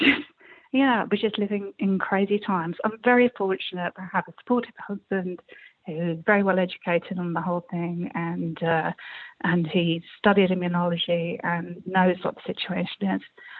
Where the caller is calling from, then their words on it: South East England, United Kingdom; I'm calling from Kent.